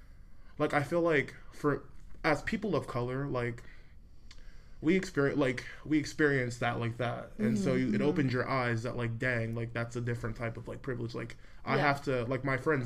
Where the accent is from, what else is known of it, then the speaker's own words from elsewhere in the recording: Ashburn, Virginia, United States; also born or lived in Tennessee / Fairfax, Virginia; I moved to Ashburn, which is where I grew up in Loudoun